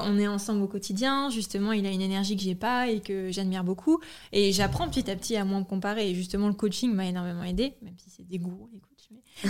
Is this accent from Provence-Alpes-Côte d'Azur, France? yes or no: no; Normandy, France; moved away; also born or lived in Paris; on vient de Normandie